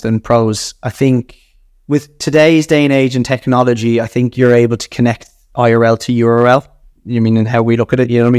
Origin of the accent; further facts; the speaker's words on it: Ireland; accent: Irish; being Irish and my Irish accent